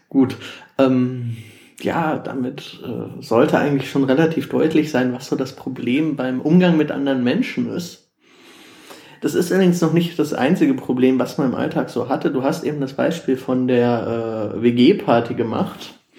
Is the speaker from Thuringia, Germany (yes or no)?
no; Ruhr area, North Rhine-Westphalia, Germany; ich komme ursprünglich aus dem Ruhrgebiet